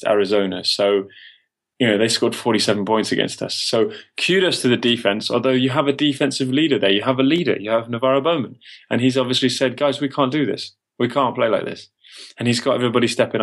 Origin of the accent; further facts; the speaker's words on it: England, United Kingdom; I'm English